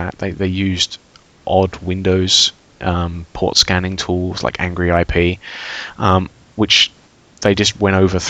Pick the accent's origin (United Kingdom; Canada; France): United Kingdom; England; now in Austria; I work for a large European bank in Austria, but I come from England